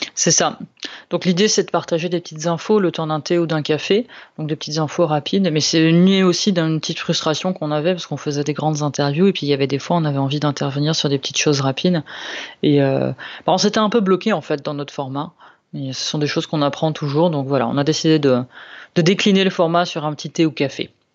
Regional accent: Lombardy, Italy; now in France; je viens de, de Lombardie

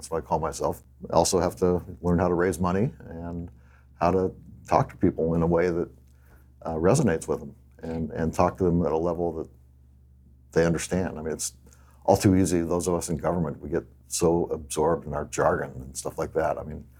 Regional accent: Oregon, United States; And so he knew I was from Oregon.

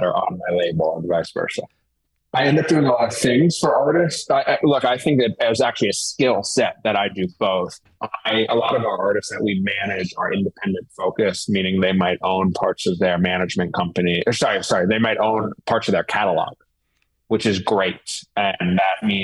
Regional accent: New York City, New York, United States; now in Philadelphia, United States; I grew up in New York City

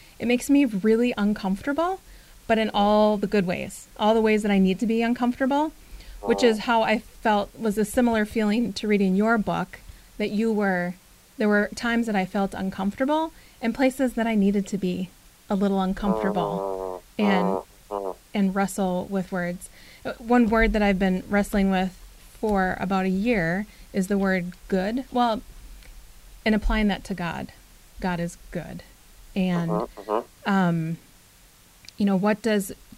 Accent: Minnesota, United States; I grew up in Minnesota, generations and generations of my family in Minnesota

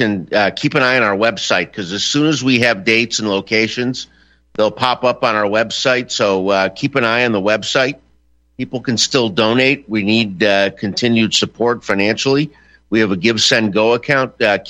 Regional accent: Chicago, Illinois, United States; I grew up in Chicago.

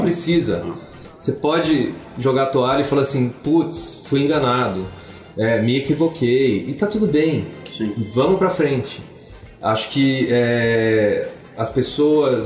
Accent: Brazil; a gente é brasileiro

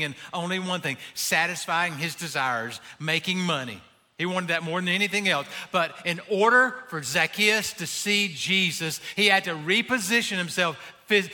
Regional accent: Abbeville, South Carolina, United States; I'm from Abbeville.

